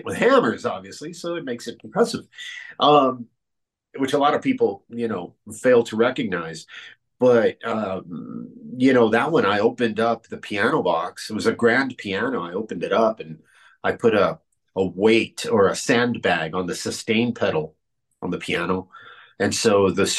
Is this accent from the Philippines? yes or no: no; Cuba; moved away; my home country of Cuba